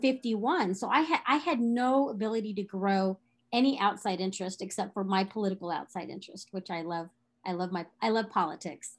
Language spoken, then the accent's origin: English; Texas, United States; growing up in Texas